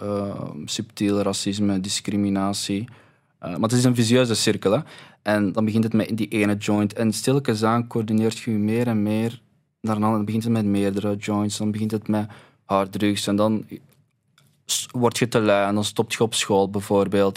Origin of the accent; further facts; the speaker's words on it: Belgium; wij zijn hier geboren